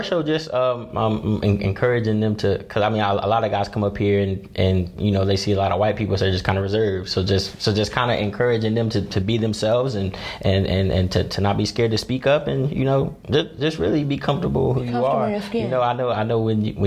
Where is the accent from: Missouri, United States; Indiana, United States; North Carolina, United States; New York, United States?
North Carolina, United States; Greensboro, Kernersville; in fourth grade, I moved from Greensboro, North Carolina, to a city called Kernersville